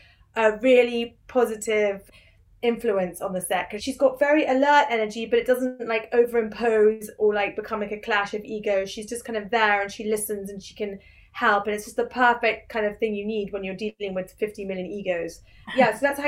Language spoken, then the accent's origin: English; United Kingdom; also born or lived in New York; born here, lived here, you know, all my life until I was 22, went to NYU grad film